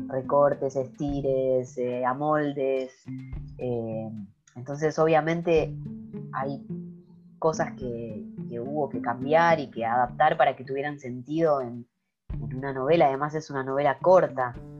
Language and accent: Spanish; Argentina; now in Sweden; soy una argentina que vive en Suecia